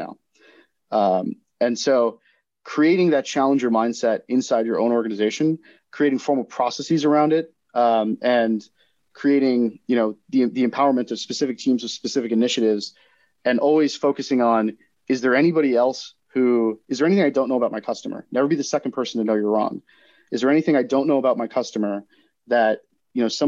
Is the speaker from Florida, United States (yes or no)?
yes; Florida, United States; my home state of Florida